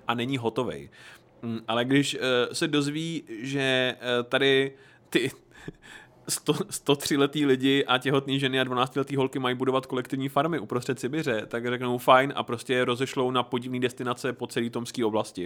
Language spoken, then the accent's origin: Czech; Horní Slavkov, Karlovy Vary Region, Czechia; já jsem byl z Horního Slavku